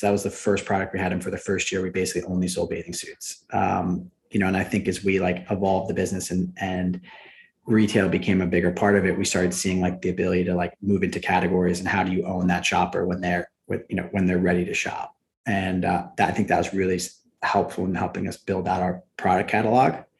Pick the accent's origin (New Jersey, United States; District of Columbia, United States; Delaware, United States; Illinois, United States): New Jersey, United States; I grew up about 500 yards from the Atlantic Ocean, which uh, which was amazing. And small town, we have about 3,000 people in my hometown